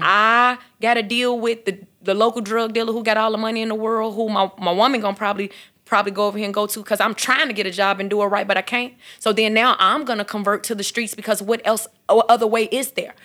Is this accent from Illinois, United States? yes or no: yes; Chicago, Illinois, United States; growing up in Chicago